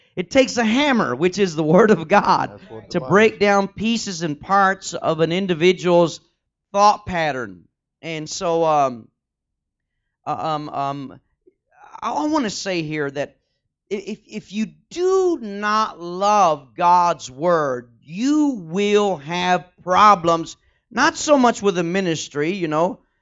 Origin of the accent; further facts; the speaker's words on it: Texas, United States; I'm from Texas